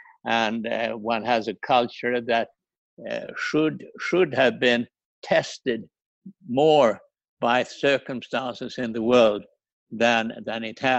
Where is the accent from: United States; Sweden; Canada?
Sweden; I have less pride in my home country than I had ever had before.